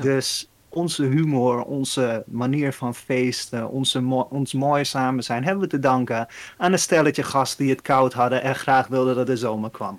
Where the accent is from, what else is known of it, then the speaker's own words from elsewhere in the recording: Netherlands; ik als Nederlander